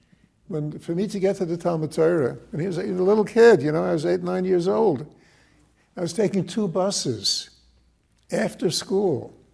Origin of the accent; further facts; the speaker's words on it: Newark, New Jersey, United States; I was born in Newark, 1935.